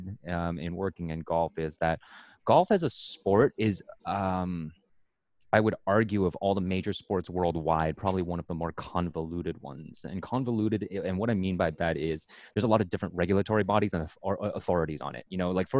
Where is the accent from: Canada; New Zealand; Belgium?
Canada; also born or lived in Oregon; I'm Canadian after all